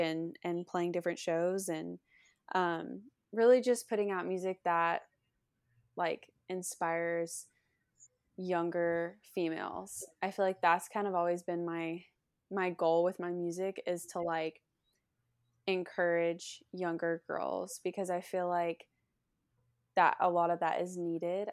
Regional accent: Lake City, Florida, United States; moved away as an adult; now in Nashville, United States; I'm from Lake City, Florida. I was born and raised there

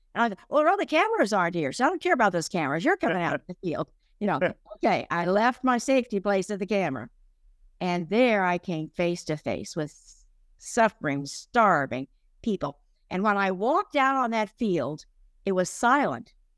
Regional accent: Oklahoma, United States; I grew up in Oklahoma.

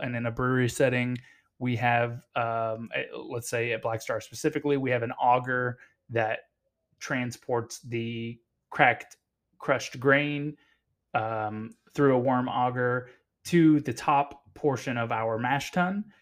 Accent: United States; I'm American

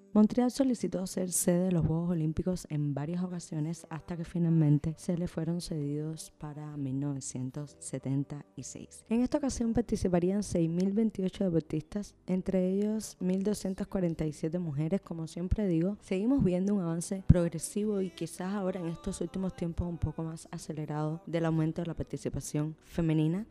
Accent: Cuba

